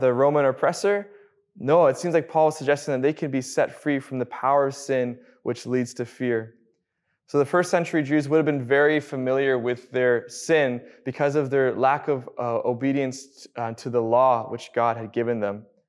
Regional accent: Abbotsford, British Columbia, Canada; Born and raised in Abbotsford

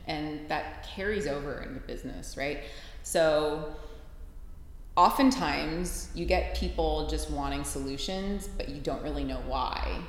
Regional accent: Cleveland, Ohio, United States; moved away as an adult; also born or lived in Pittsburgh; am from Cleveland originally, but I went to college in Pittsburgh

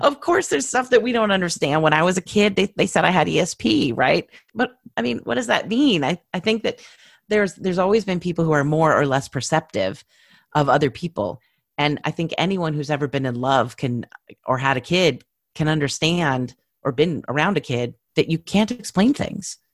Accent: California, United States; I'm from California

